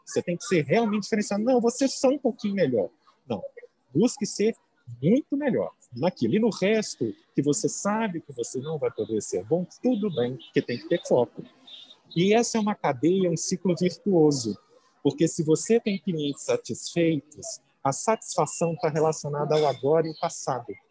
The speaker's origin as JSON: {"language": "Portuguese", "town": "Muriaé", "region": "Minas Gerais", "country": "Brazil", "tie": "born or raised there", "also_born_or_lived": "Belo Horizonte, Brazil", "moved": "as an adult", "lives_now": "São Paulo, Brazil", "said": "Eu nasci no interior, eu sou de Muriaé, é, morei muito tempo em BH."}